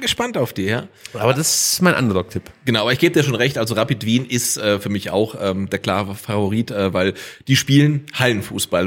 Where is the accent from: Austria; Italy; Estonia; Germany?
Germany; Stuttgart, Baden-Württemberg; als Stuttgarter